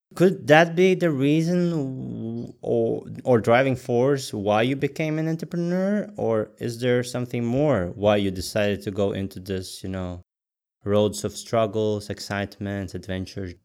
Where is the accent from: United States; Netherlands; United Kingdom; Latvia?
Latvia; moved away; I'm originally from Latvia